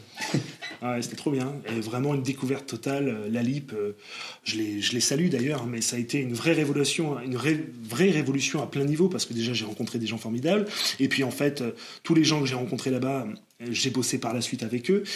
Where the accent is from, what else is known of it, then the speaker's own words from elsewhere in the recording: Bordeaux, Nouvelle-Aquitaine, France; moved away as an adult; now in Paris, France; je viens de Bordeaux